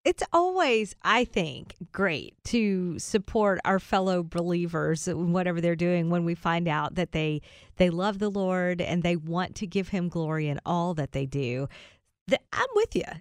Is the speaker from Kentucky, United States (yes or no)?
yes; Kentucky, United States; Raised, born and raised in Kentucky